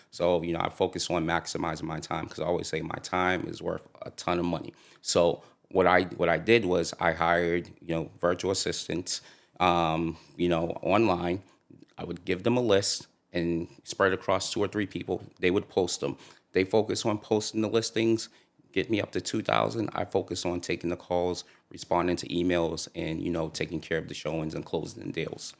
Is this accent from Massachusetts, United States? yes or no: yes; Boston, Massachusetts, United States; grew up in Dorchester